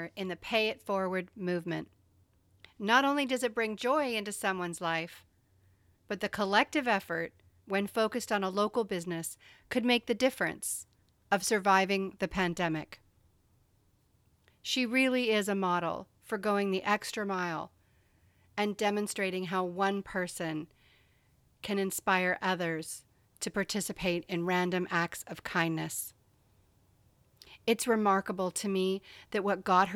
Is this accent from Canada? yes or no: yes; Canada; where I grew up in Canada